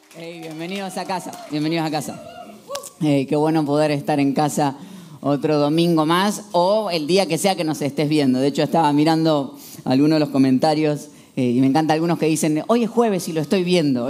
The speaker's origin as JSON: {"language": "Spanish", "country": "Argentina", "said": "El 80% somos argentinos"}